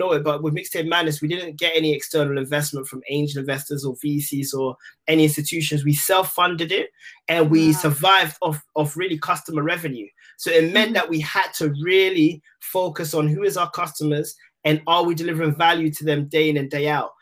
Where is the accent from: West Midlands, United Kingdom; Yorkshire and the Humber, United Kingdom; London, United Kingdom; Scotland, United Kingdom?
London, United Kingdom; I'm from Tottenham